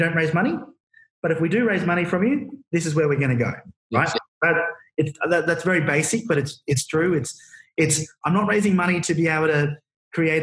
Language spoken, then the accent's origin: English; Queensland, Australia; we're four dudes from Queensland